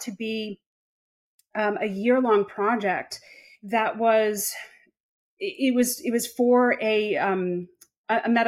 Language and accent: English; Long Island, New York, United States; now in Charlotte, United States; I'm originally from Long Island, New York. And maybe this may not mean anything to you, but for those in the States, people typically don't know that because I don't have the traditional New York accent.